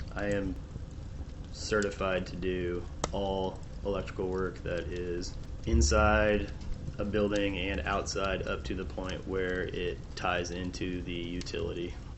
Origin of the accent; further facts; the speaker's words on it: Peoria, Illinois, United States; moved away as an adult; also born or lived in DeKalb, Illinois / Naperville, Illinois / Idaho; now in Portland, United States; I grew up in Illinois. I was uh, born in a town called DeKalb, which is about an hour outside of Chicago, and I lived there until I was three, and then we moved to one of the suburbs called Naperville, and uh, after that, we moved to central Illinois to Peoria, which is where I did most of my growing up